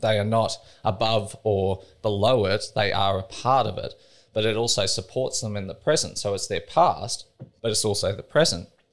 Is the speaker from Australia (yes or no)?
yes; Australia; I was brought up in Cattle Station